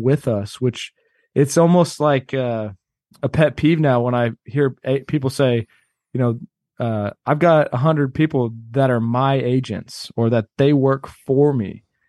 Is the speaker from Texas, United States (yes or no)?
yes; Austin, Texas, United States; also born or lived in Cleveland, Ohio; my mom moved to Austin when I was two years old